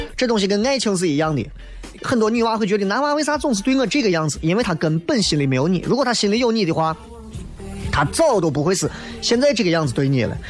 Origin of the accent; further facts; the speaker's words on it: Xi'an, Shaanxi, China; 作为一个西安人